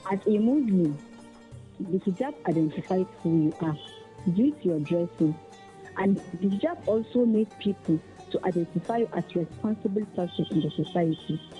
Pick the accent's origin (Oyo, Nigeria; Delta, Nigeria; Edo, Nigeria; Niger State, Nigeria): Niger State, Nigeria; I'm from Niger State